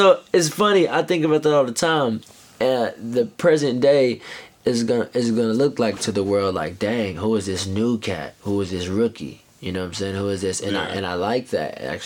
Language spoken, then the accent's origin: English; Knoxville, Tennessee, United States; moved away; also born or lived in Chicago / Florida / New York; I'm from Knoxville, Tennessee